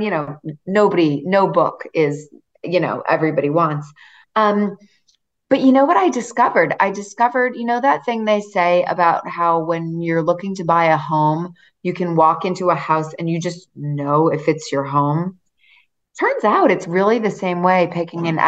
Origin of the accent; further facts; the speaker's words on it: Massachusetts, United States; I grew up in a beach town in Massachusetts